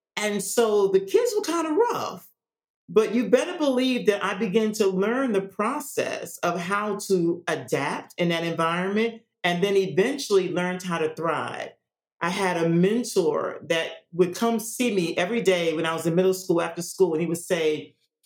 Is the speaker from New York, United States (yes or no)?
yes; New York City, New York, United States; moved away as an adult; also born or lived in Tennessee; Someone that I grew up with in Staten Island, New York